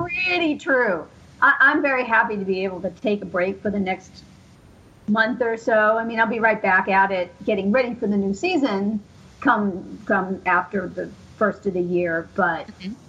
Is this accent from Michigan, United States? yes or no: no; Central Massachusetts, United States; I grew up around here. I grew up in Central Mass